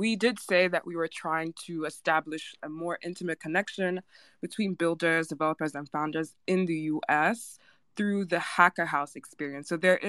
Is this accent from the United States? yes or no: no; Nigeria; I am Nigerian, so I'm right there with you